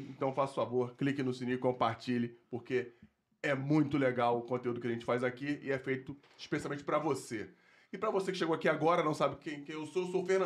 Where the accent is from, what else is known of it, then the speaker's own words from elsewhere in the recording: Rio de Janeiro, Brazil; Eu sou de Padre Miguel